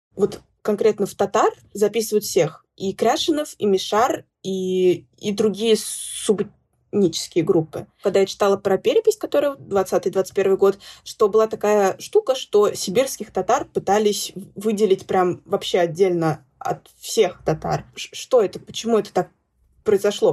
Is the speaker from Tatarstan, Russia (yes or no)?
yes; Zainsk, Tatarstan, Russia; moved away as an adult; я родилась в Заинске, выросла в Заинске, уехала в другой город поступать, учиться и, собственно, осталась там жить